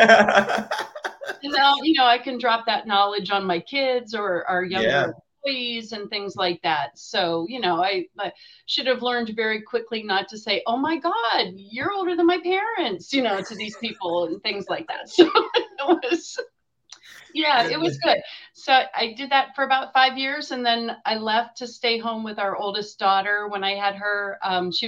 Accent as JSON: {"language": "English", "town": "Erie", "region": "Pennsylvania", "country": "United States", "tie": "born or raised there", "also_born_or_lived": "Indiana, Pennsylvania", "said": "I grew up in Erie, which is, you know, up in the Northwest"}